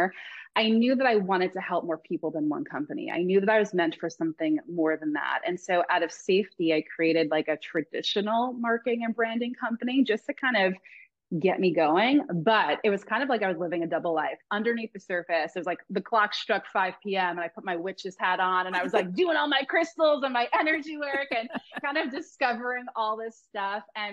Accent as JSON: {"language": "English", "area": "Long Island", "region": "New York", "country": "United States", "moved": "yes", "lives_now": "Laguna Beach, United States", "said": "I'm originally from Long Island, New York"}